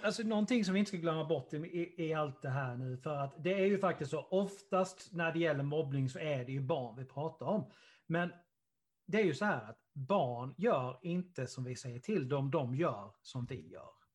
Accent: Karlshamn, Blekinge, Sweden; Karlshamn där, vi, där, vi, där jag kommer ifrån

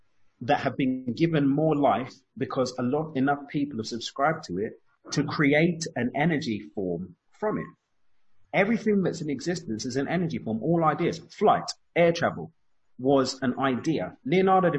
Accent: London, United Kingdom; accent: East London; moved away; my East London accent, by the way. I've got the accent

